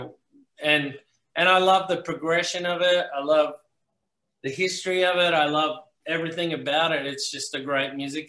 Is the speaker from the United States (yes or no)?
no; Melbourne, Victoria, Australia; born there; I was born in Melbourne too, which is so not a country music place.